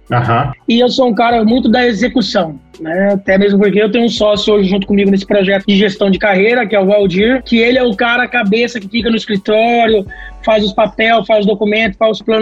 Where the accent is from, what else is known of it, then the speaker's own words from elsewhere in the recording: Brazil; E nós, como somos brasileiros, somos seres humanos, nós não aceitamos as críticas com as negativas.